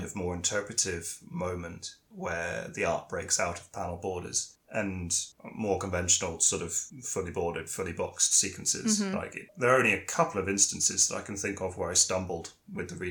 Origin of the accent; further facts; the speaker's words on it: United Kingdom; me from the UK